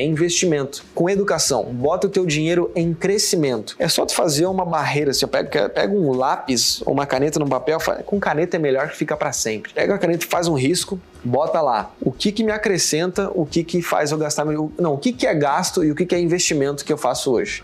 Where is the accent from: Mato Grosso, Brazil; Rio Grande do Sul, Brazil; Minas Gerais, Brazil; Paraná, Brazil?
Rio Grande do Sul, Brazil; Porto Alegre; also born or lived in São Paulo; now in Florianópolis, Brazil; Eu nasci em Porto Alegre